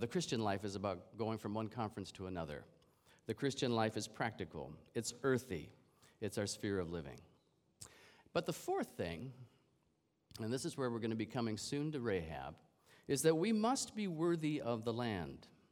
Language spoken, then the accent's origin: English; Canada; I'm a Canadian